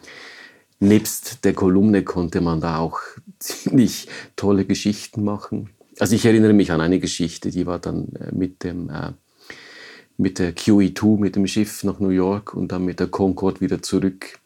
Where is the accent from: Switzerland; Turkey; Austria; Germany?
Switzerland; Maisprach, Basel-Landschaft; moved away; ich bin in Maisprach aufgewachsen